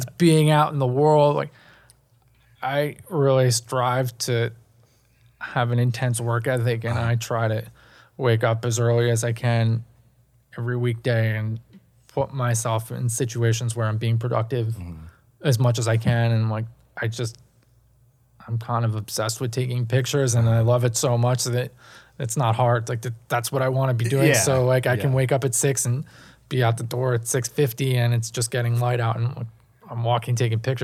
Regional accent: New York City, New York, United States; I grew up in Manhattan.

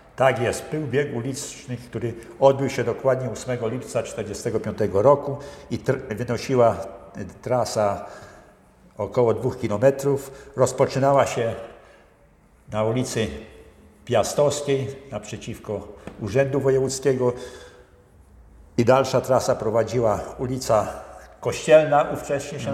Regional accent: area around Bełchatów, Łódź Voivodeship, Poland; moved away as an adult; also born or lived in Kluczbork; Ja pochodzę z okolic Bełchatowa, ogólnie jak mhm. skończyłem mhm. w Bełchatowie, no i przyszedłem do Kluczborka

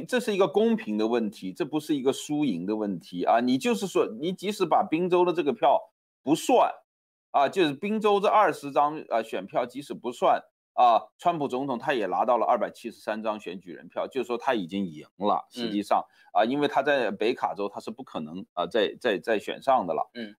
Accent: China; 好像我们从中国来的

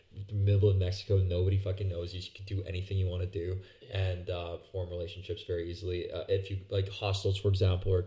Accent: Canada; I'm from Canada

